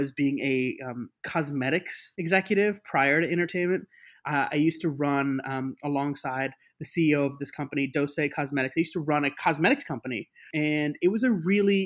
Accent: New York City, New York, United States; I grew up in New York City

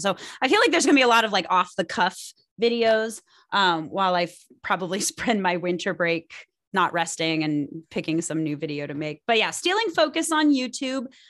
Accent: Pasadena, California, United States; the Pasadena Playhouse in my hometown

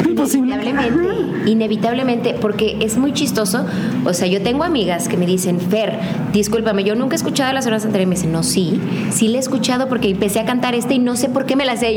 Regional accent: Guadalajara, Jalisco, Mexico; los dos somos orgullosamente tapatíos

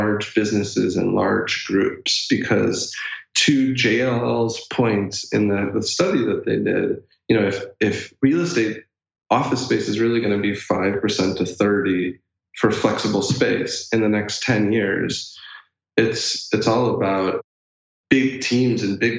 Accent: Chicago, Illinois, United States; I'm a Chicago boy

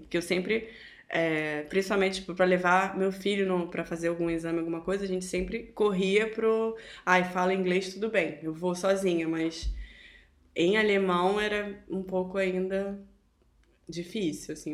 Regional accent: Brazil; moved away as an adult; somos brasileiras

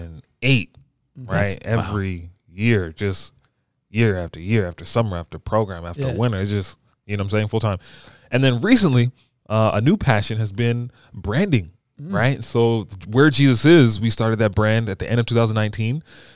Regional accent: Bowie, Maryland, United States; also born or lived in New York City; So I was born in New York City. We moved to Maryland when I was like 4 or 5. Mm-hmm. You know, so I grew up in the DMV, you know, Bowie.

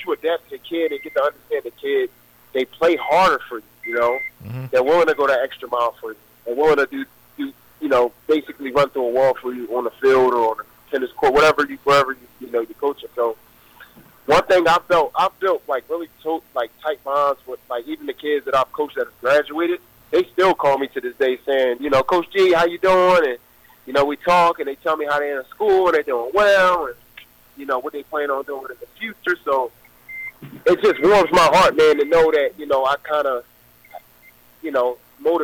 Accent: Philadelphia, Pennsylvania, United States; I'm originally from Philadelphia, PA, born and raised

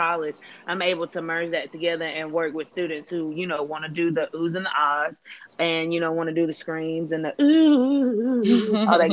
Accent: Clinton, North Carolina, United States; I hail from North Carolina, specifically Clinton.

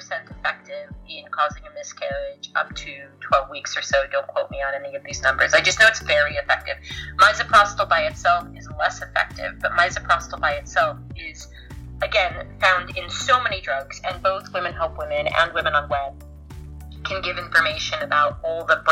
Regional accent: United States; now in United Kingdom; Yes, and British now

